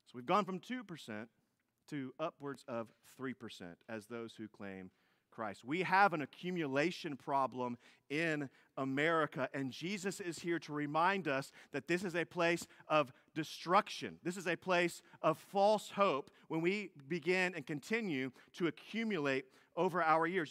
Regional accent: United States; also born or lived in Fort Bend County, Texas; as Americans

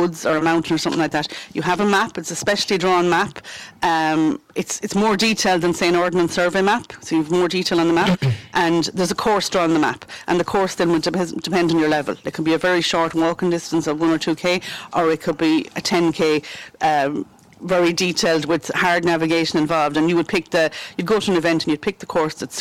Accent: Galway, Connacht, Ireland; moved away as an adult; now in Tulla, Ireland; I suppose I'm from Galway originally, so I'm one of those blow-ins. But I'm here nearly 20 years now.

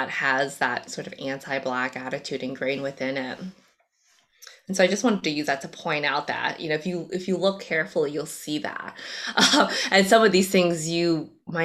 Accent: United States; first language Cantonese; English is a second language; I was born here in the States, but English was actually technically my second language, so I was in the ESL program for a few years.

